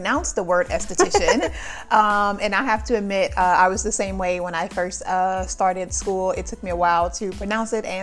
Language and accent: English; New Orleans, Louisiana, United States; moved away as an adult; also born or lived in Baton Rouge; now in Houston, United States; we're from New Orleans. I lived in Baton Rouge